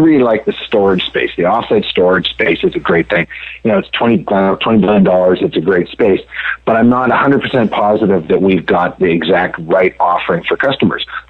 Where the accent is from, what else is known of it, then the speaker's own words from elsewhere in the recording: Canada; now in United States; I grew up in Canada